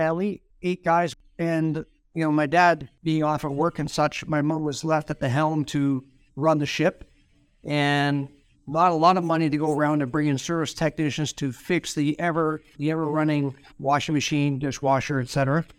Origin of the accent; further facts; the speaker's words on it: Thunder Bay, Ontario, Canada; I was a Fort William guy.